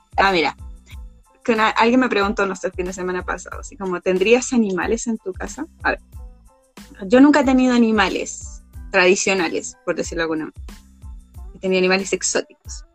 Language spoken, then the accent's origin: Spanish; Santiago, Santiago Metropolitan Region, Chile; yo que he vivido gran parte de mi vida en la zona norte de este país, en la zona un poco más urbana de la zona norte